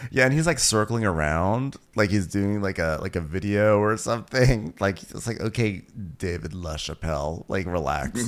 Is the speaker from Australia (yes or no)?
yes; Australia; I'm an Australian girl